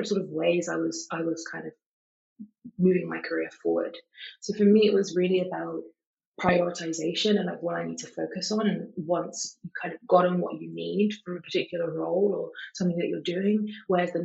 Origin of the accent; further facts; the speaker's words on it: London, United Kingdom; I was born and bred in London, I've been in London my whole life